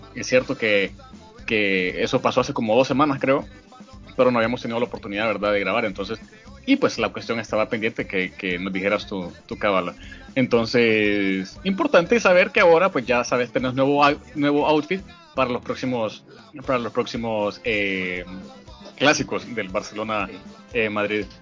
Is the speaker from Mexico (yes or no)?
no; Honduras